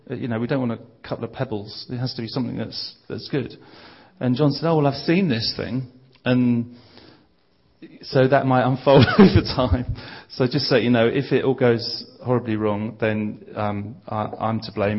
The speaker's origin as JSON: {"language": "English", "town": "Bromley", "region": "London", "country": "United Kingdom", "said": "I'm from a place called Bromley, which is uh, southeast London."}